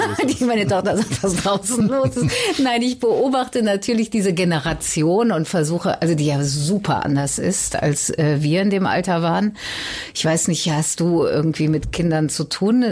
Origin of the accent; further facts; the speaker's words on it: Cologne, North Rhine-Westphalia, Germany; now in Hamburg, Germany; Ich komme aus Köln